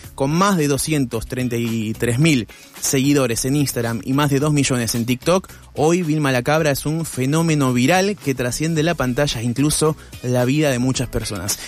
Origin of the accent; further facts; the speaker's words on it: Buenos Aires, Argentina; yo soy porteño